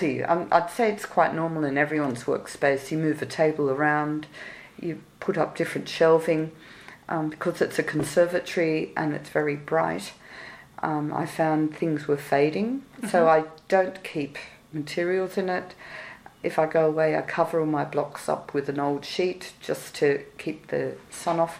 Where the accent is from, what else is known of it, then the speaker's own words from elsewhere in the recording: Australia; moved away; I'm Australian